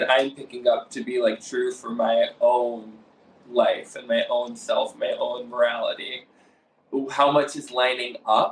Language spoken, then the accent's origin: English; Detroit, Michigan, United States; I grew up in the Assemblies of God faith in the Assemblies of God denomination in the suburbs outside of Detroit, Michigan